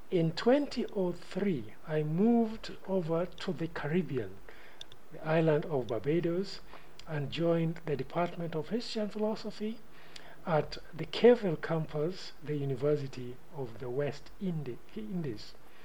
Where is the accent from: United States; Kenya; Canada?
Kenya; born there; English is a second language; So I'm a Kenyan by ancestry, born a couple of years before Kenya gained its political independence.